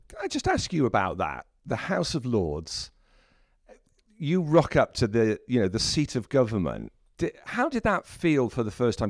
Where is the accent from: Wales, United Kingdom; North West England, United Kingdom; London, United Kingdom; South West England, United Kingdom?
Wales, United Kingdom; South; I was born in South Wales